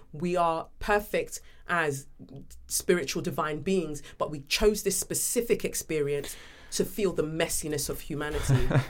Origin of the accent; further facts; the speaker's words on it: London, United Kingdom; also born or lived in Nigeria; growing up in Peckham, South London, you know, coming from Nigeria